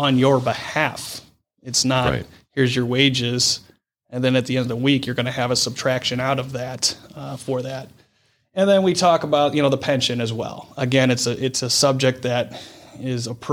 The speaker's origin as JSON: {"language": "English", "town": "Brecksville", "region": "Ohio", "country": "United States", "tie": "born or raised there", "said": "growing up in Brecksville"}